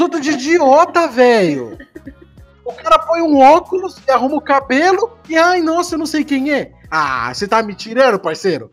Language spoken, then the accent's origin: Portuguese; Brazil; eu sou brasileiro